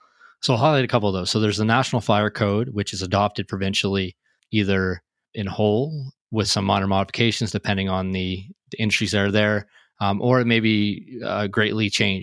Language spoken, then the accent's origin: English; Canada; my home country, Canada.